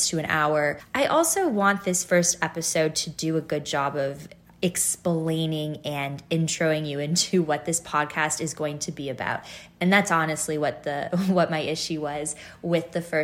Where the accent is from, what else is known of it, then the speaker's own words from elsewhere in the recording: Chicago, Illinois, United States; moved away as an adult; also born or lived in Toronto, Canada / Northern California / Easton, Pennsylvania / Boston, Massachusetts; We moved to the States when I was 5, and we lived in Northern California for a number of years, and then we made our way over to the north suburbs of Chicago, which is where I spent the majority of my adolescent years